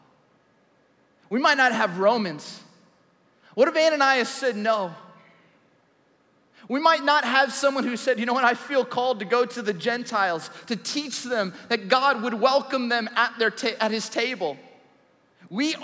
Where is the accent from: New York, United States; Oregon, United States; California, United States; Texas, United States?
California, United States; Southern; I grew up in Southern California.